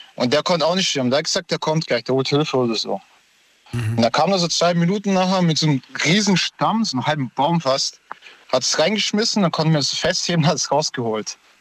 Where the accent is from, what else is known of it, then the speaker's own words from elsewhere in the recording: Moldova; now in Stuttgart, Germany; ich komme aus Moldawien und da war ich klein, vier Jahre